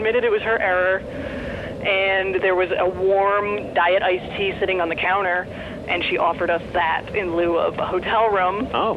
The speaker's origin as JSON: {"language": "English", "region": "East Coast", "country": "United States", "tie": "born or raised there", "moved": "yes", "lives_now": "Los Angeles area, United States", "said": "I grew up on the East Coast, and being out here, it's just, geographically, it's just so different than the East Coast"}